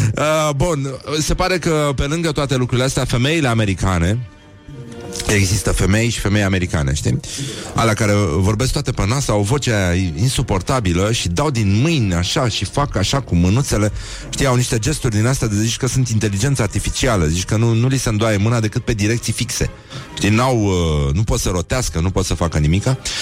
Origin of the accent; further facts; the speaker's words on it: Brăila, Brăila County, Romania; now in Bucharest, Romania; eu sunt din Brăila, chiar din oraș